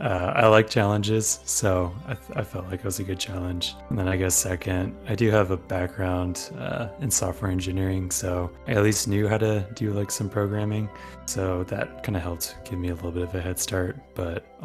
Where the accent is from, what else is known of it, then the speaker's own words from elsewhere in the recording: United States; now in Scotland, United Kingdom; I'm an American living in Scotland right now